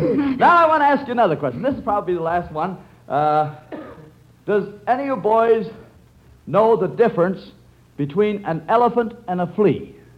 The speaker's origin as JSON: {"language": "English", "town": "Clinton", "region": "Iowa", "country": "United States", "tie": "born or raised there", "said": "I was born in Clinton, Iowa."}